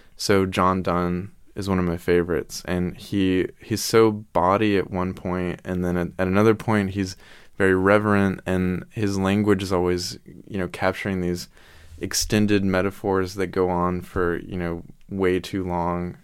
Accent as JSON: {"language": "English", "region": "the Bible Belt", "country": "United States", "said": "we're from the Bible Belt, which is You know, there's a church on every corner"}